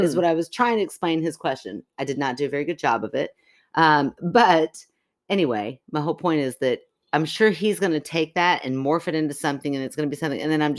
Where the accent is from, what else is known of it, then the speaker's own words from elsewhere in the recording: Kentucky, United States; We're from Kentucky, but we're also a wee bit city folk.